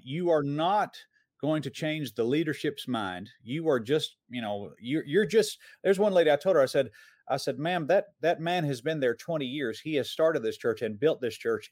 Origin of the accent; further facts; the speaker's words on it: Atlanta, Georgia, United States; I grew up in Metro Atlanta.